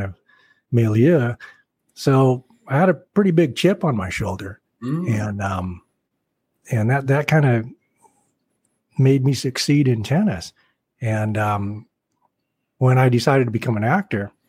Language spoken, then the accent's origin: English; Portland, Oregon, United States; I grew up in Portland, born and raised there.